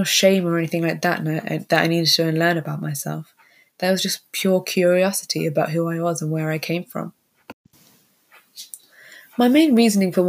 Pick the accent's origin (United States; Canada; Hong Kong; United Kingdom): United Kingdom; first language Tamil; I was born and raised in the UK